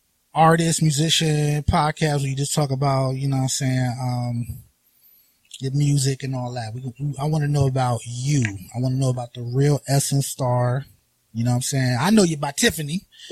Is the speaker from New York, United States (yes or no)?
no; Florida, United States; I'm from Broward County.